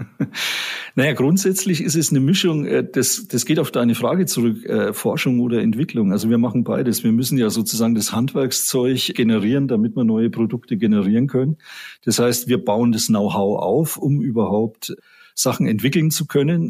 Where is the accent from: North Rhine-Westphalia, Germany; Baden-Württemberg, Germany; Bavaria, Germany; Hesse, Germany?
Bavaria, Germany; Erlangen; ich bin gebürtiger Mittelfranke, ich komme aus Erlangen